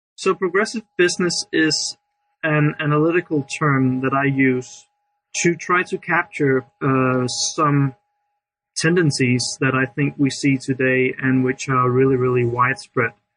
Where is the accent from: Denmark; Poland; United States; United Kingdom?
Denmark; I'm from Denmark